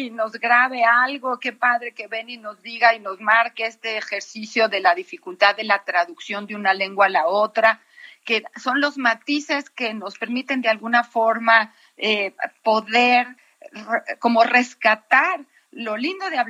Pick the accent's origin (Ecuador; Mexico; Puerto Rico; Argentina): Mexico; Orizaba, Veracruz; En mi tierra, en Orizaba, llevamos a cabo una convención de poetas hace 12 años y llegaron poetas de ambos sexos de todo el país.